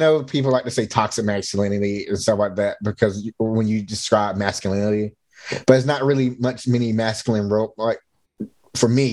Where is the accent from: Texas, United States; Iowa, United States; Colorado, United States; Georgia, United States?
Georgia, United States; now in Alameda, United States; I'm originally from Georgia